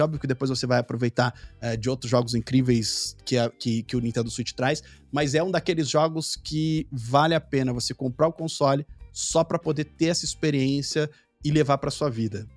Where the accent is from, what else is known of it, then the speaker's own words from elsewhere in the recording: Brazil; como brasileiro